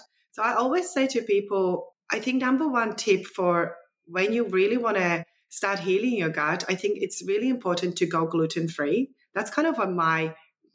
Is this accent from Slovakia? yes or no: yes; Slovakia; now in Australia; The way that I grew up in Eastern Europe, Czechoslovakia, former Czechoslovakia.